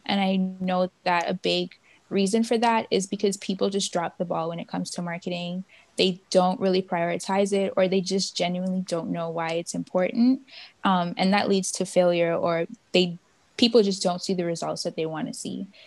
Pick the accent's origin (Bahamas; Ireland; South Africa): Bahamas; moved away as an adult; now in Miami, United States; I'm from the Bahamas